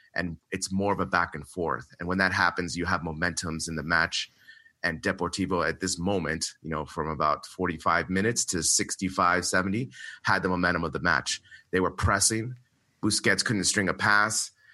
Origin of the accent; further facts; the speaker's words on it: United States; we're both American.